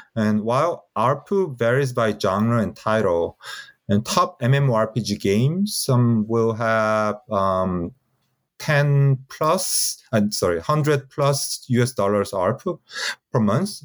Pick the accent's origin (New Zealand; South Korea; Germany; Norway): South Korea; I grew up in Korea and have had, uh, most of my life here.